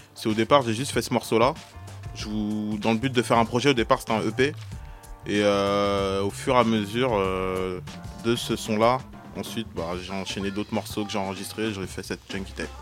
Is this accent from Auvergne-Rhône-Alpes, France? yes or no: no; Oise, Hauts-de-France, France; on est originaire de l'Oise